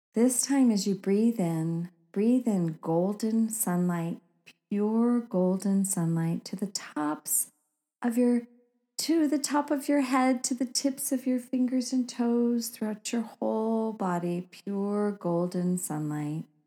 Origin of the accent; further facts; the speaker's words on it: Oregon, United States; growing up in Oregon